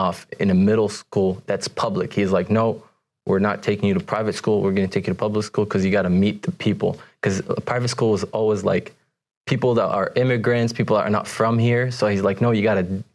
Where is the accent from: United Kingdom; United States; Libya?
Libya; moved away; I was born and raised in Libya, which is in North Africa